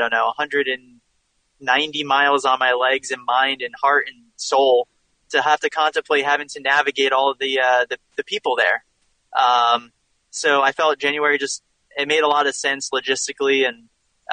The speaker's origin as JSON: {"language": "English", "area": "near Princeton", "region": "New Jersey", "country": "United States", "tie": "born or raised there", "said": "I grew up kind of near Princeton, New Jersey kind of area"}